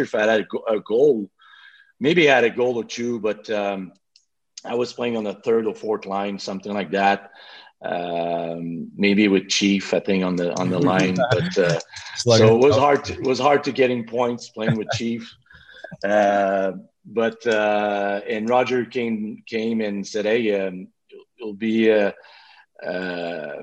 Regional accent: Quebec City, Quebec, Canada; accent: Quebec City; English is a second language; moved away as an adult; I still have my little accent from Quebec City, but at first I was not speaking too much English

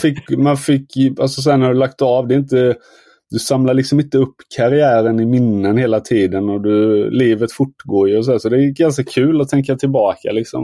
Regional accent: Småland, Sweden; jag som smålänning

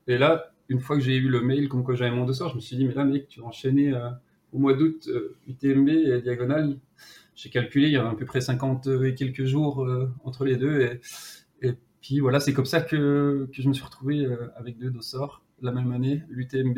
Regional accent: Jura mountains, Bourgogne-Franche-Comté, France; accent: Jura; je suis originaire des, montagnes du Jura

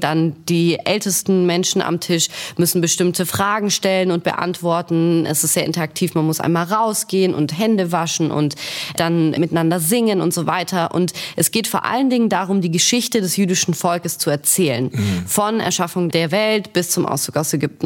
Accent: Stuttgart, Baden-Württemberg, Germany; now in Berlin, Germany; Ich komme ursprünglich aus Stuttgart

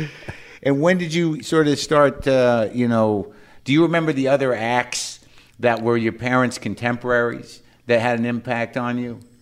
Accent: New Jersey, United States; I'm from New Jersey

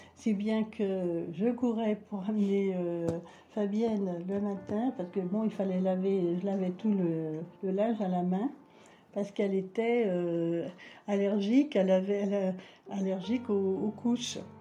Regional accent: Paris, Île-de-France, France; je suis née à Paris

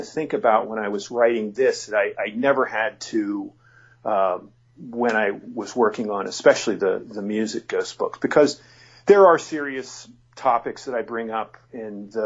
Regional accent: near Penn State, Pennsylvania, United States; born or raised there

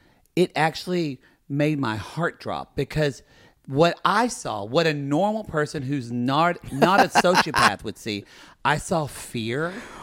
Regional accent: Oklahoma, United States; I grew up in Oklahoma bubble.

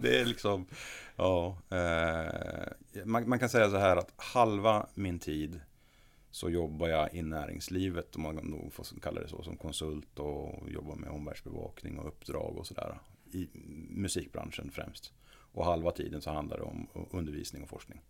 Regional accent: Norrland, Sweden; now in Gothenburg, Sweden; Jag kommer ju från Norrland ursprungligen

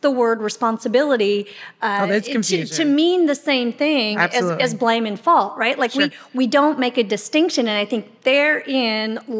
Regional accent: Michigan, United States; I grew up in Michigan

